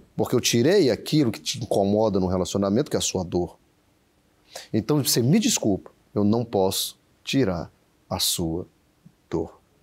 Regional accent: Brasília, Federal District, Brazil; moved away as an adult; also born or lived in Uberlândia; eu sou de Brasília, sou natural de Brasília, saí cedo, fui estudar na Universidade Federal de Uberlândia

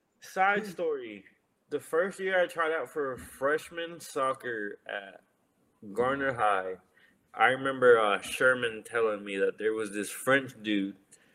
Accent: Mexico; moved away; I was born and raised in Mexico

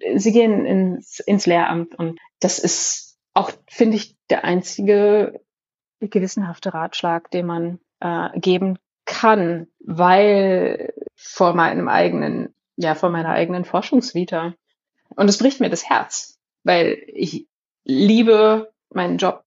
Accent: Germany; first language German; also born or lived in Jerusalem; ich bin eine weiße deutsche Frau. Ich bin Bildungsaufsteigerin, aber ich habe keinen Migrationshintergrund. Deutsch ist meine Muttersprache

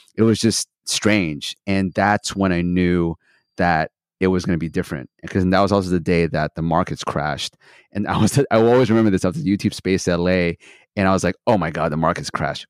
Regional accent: Santa Barbara, California, United States; also born or lived in Philippines / Australia; now in Los Angeles, United States; I was born in Philippines, moved to Australia when I was three, and then I moved to Santa Barbara when I was ten

